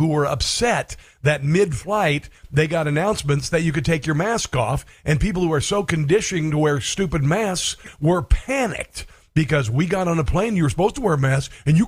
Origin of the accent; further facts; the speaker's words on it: Iowa, United States; Iowa, my home state